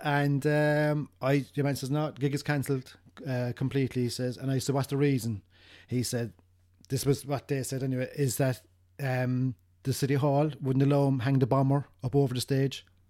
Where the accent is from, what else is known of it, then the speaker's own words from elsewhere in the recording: Cork, Munster, Ireland; we're from Ireland. We're from, we're from Cork